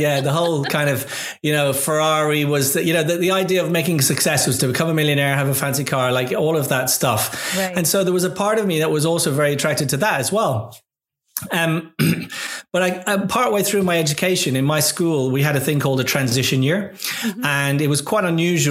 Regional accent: Dublin, Leinster, Ireland; moved away; As a young boy, I grew up in Dublin in Ireland.

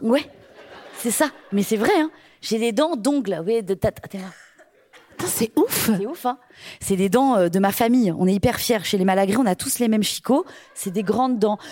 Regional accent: Brittany, France; Chez nous, dans notre religion un peu païenne, bretonne

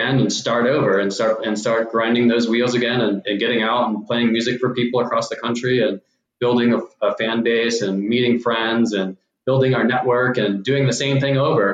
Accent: Houston, Texas, United States; we're from Houston as well

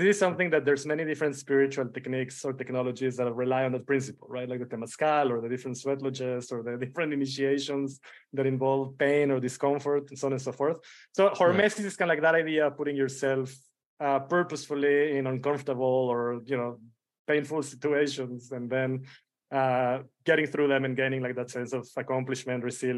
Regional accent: Israel; also born or lived in Mexico City, Mexico; You know, I was born in Mexico City, but then when I was 12 or 13, we moved out of Mexico we went to Tel Aviv, well, close to Tel Aviv, a small town just north of Tel Aviv in Israel. And that's where I grew up

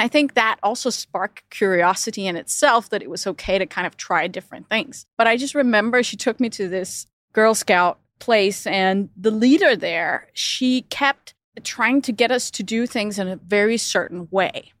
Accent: Denmark; moved away as an adult; also born or lived in Europe / United States / Middle East; growing up in Denmark is very free

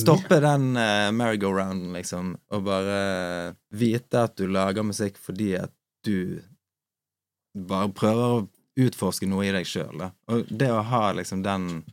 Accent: Bergen, Vestland, Norway; Jeg er fra Bergen

